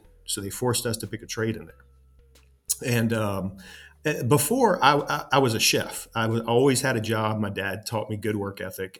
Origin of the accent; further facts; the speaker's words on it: Louisiana, United States; I'm from Louisiana. I was born in 85, so I grew up in the 90s and around that era